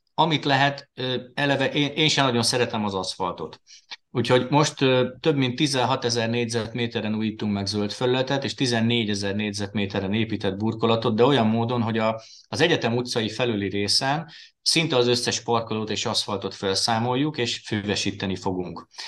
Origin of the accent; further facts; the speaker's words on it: Győr, Győr-Moson-Sopron, Hungary; moved away as an adult; now in Veszprém, Hungary; én Győrben nőttem föl, ugye ott jártam általános iskolába, Győrben a Révai gimnáziumba érettségiztem